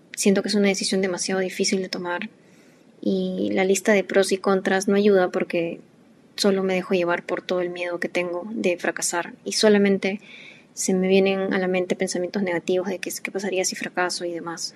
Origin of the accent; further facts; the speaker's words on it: Peru; nosotros somos de Perú